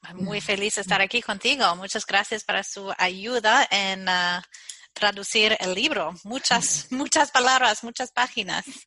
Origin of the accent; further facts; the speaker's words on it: Chicago, Midwest, United States; Spanish is a second language; soy ah, de los Estados Unidos nací en el Medio Oeste y ah, vivía en Chicago